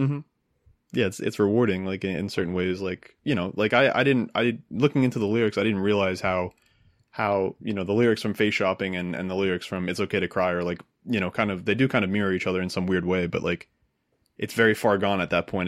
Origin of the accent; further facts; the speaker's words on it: New Jersey, United States; I grew up in New Jersey